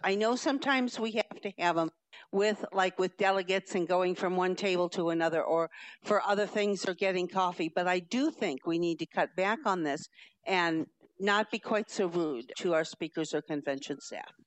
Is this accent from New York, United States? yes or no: no; Madison County, Illinois, United States; I'm from Madison County